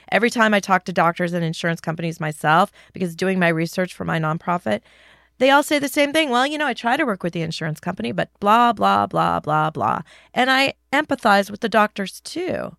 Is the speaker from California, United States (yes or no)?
yes; California, United States; I grew up in California